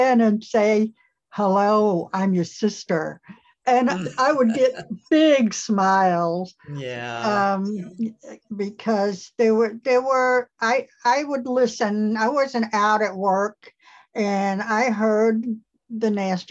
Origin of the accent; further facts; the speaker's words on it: East Tennessee, United States; I was born and raised here in East Tennessee